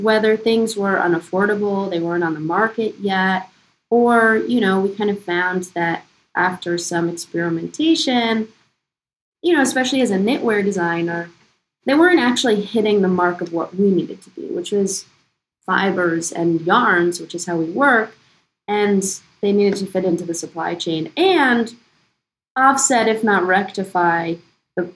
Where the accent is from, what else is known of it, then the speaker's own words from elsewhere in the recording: New York, United States; also born or lived in London; we're originally from New York, Alex, Aaron, and myself